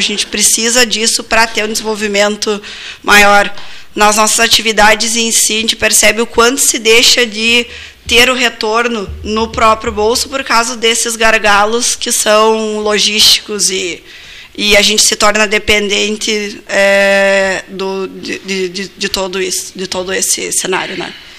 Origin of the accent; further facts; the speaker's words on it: Carazinho, Rio Grande do Sul, Brazil; moved away as an adult; now in Pelotas, Brazil; eu sou natural de Carazinha, há quatro anos moro aqui em Pelotas